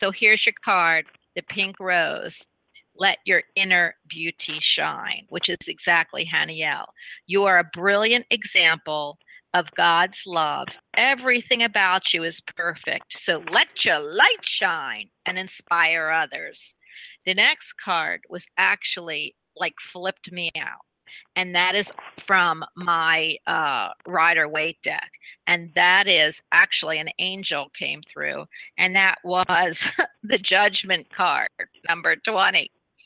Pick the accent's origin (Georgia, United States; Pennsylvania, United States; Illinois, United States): Pennsylvania, United States; Philadelphia; I'm born in the north too, right? Because I'm from Philadelphia.